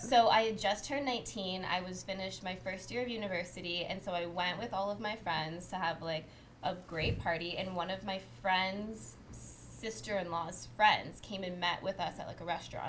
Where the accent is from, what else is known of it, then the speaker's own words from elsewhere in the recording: Windsor, Ontario, Canada; moved away as an adult; now in Toronto, Canada; I'm from Windsor